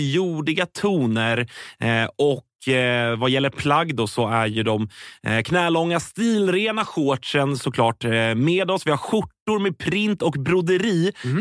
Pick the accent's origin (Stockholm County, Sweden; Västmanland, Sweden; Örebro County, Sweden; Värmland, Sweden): Stockholm County, Sweden; Stockholm; Jag är ju från västerort, så, att, mm. så här, mm. Bromma är ju min, det är mina hemtrakter